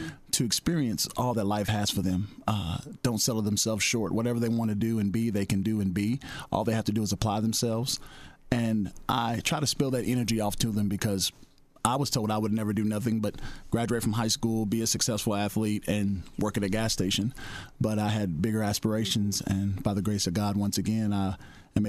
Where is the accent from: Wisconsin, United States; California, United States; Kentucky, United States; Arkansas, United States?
Kentucky, United States; Murray; moved away as an adult; also born or lived in Nashville, Tennessee; now in Fort Wayne, United States; I'm originally from Murray, Kentucky.